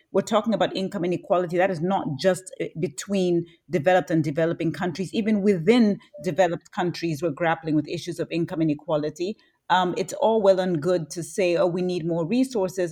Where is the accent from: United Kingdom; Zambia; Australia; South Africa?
Zambia; born and raised in Zambia